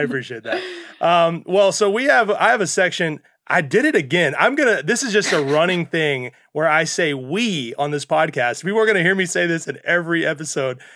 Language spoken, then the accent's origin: English; Mississippi, United States; as a child growing up in Mississippi